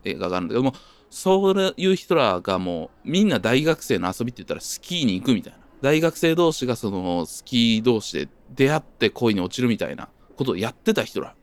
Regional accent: Japan; 僕の地元も近いんですけど

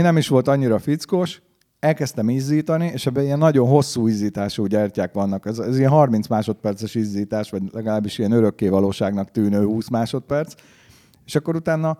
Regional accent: Hungary; én is, mint magyar

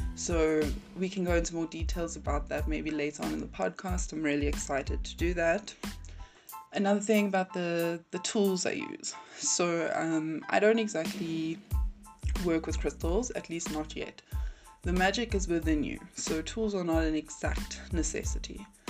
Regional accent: South Africa; I'm from South Africa.

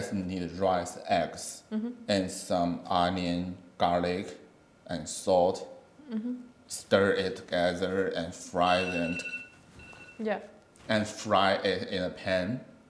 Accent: Inner Mongolia, China; now in Australia; know, I come from Inner Mongolia.

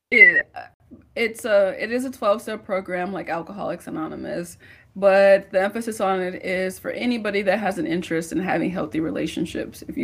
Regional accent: St. Louis, Missouri, United States; now in Houston, United States; I'm from St. Louis? I'm from St. Louis.

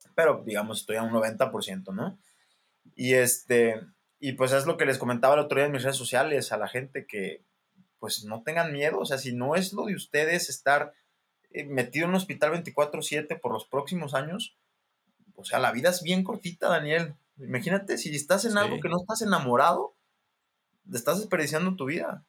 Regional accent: Mexico; soy el mexicano

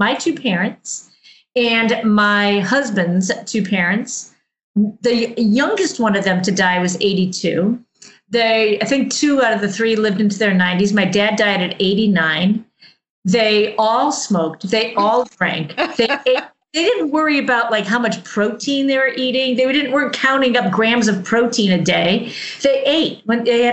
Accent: United States; I grew up in Amish country

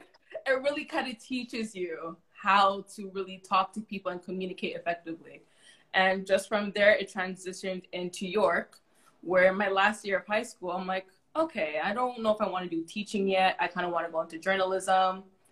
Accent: Canada; We're overly apologizing. Not because we're Canadian.

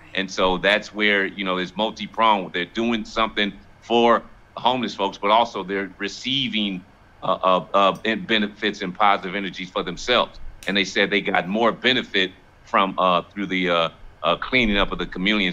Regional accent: Los Angeles, California, United States; born or raised there

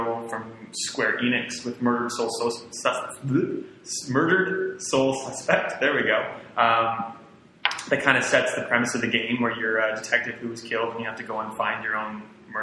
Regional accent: Saskatoon, Saskatchewan, Canada; my hometown of Saskatoon, Saskatchewan

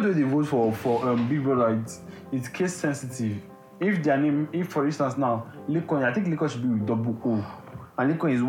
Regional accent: Lagos, Nigeria; I was born and raised in Lagos.

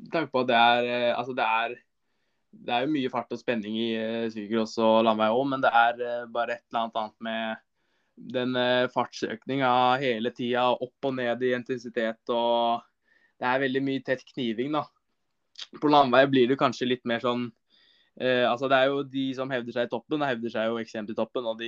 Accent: Larkollen, Østfold, Norway; langturer på sommeren er Eh, rundt, rundt Larkollen, der jeg er fra.

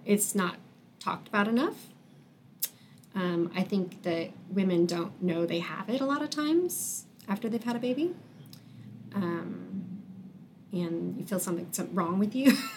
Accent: Wichita, Kansas, United States; I was born and raised in Wichita

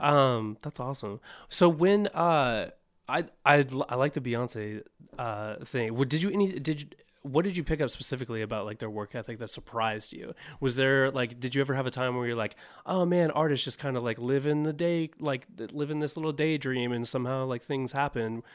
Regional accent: Orange County, Southern California, United States; also born or lived in Bay Area, California / Los Angeles; I was born in Southern California in Orange County

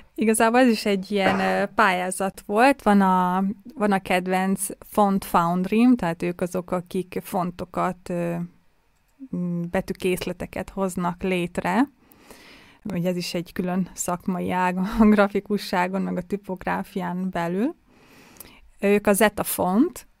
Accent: Budapest, Hungary; now in Vienna, Austria; én ugye budapesti vagyok

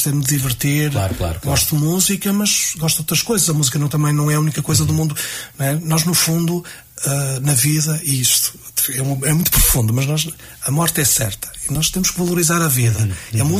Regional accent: Vila Nova de Famalicão, Norte, Portugal; somos de Famalicão

